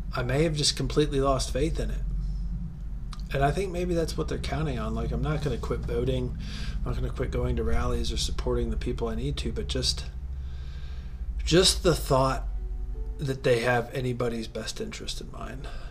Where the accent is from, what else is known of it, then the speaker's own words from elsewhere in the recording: southern Ohio, United States; I grew up in a very religious part of southern Ohio